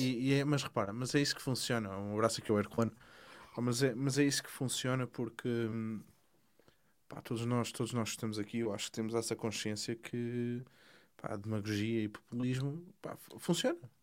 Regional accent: Portugal; moved away; eu sou, eu sou português, estou cá fora

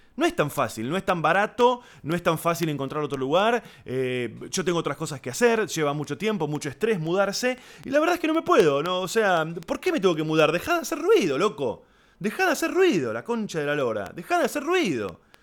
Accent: Argentina; los que somos de Argentina, Uruguay, Chile

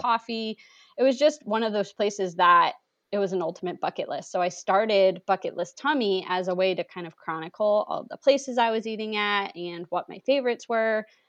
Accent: New England, United States; I'm originally from New England

